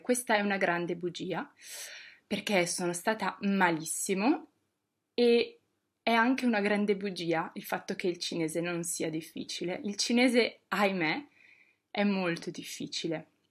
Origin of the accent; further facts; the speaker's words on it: Bologna, Emilia-Romagna, Italy; moved away as an adult; now in Rome, Italy; sono di Bologna